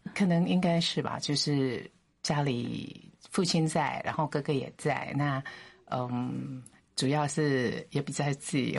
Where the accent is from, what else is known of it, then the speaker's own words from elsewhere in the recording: Philippines; moved away as an adult; also born or lived in United States; now in Taiwan; 我父母其实就已经在菲律宾出生了